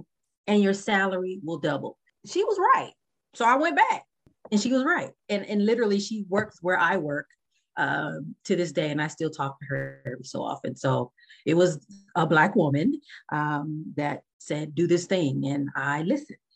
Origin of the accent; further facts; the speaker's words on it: Los Angeles, California, United States; I am from Los Angeles, California